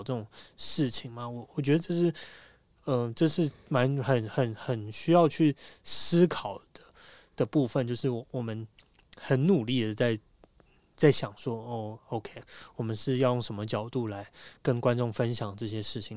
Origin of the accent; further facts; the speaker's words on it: Taiwan; 我们都是台湾人